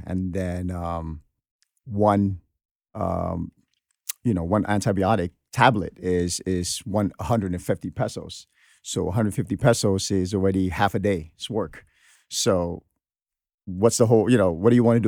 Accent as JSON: {"language": "English", "town": "New York City", "region": "New York", "country": "United States", "tie": "born or raised there", "also_born_or_lived": "Philippines", "said": "I came here at the age of 13"}